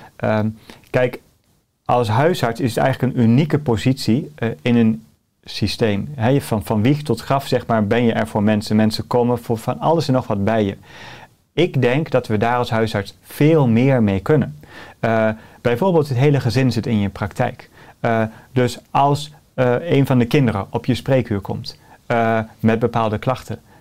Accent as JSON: {"language": "Dutch", "country": "Netherlands", "said": "ik ben ook een Nederlander."}